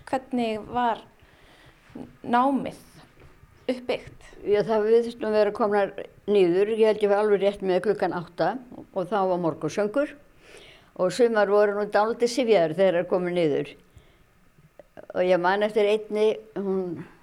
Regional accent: Ísafjörður, Westfjords, Iceland; Ég er frá Ísafjörði, ég er fætt á uppalarnu og hef alltaf búið hér

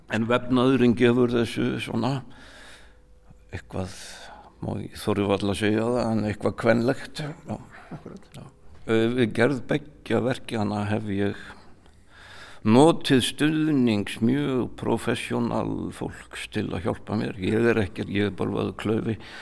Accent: Mosfellsbær, Capital Region, Iceland; moved away as an adult; also born or lived in Raufarhöfn; Ég er allin upp hérna í Mósfellssveitinni, ég segi ennþá Mósfellssveit.

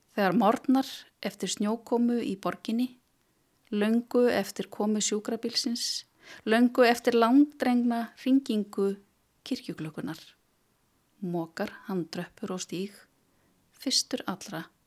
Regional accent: Melaleiti in Melasveit, Borgarfjörður, Western Region, Iceland; now in Reykjavík, Iceland; Ég er úr borgarferinum, ég er frá melaleiti í Melasveit

